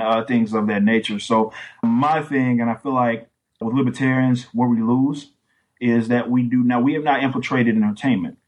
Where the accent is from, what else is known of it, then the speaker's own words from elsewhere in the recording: Texas, United States; I'm from Texas